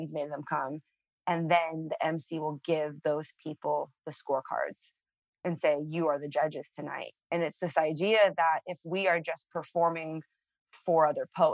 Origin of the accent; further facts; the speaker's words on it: San Francisco, California, United States; I grew up on the streets of San Francisco.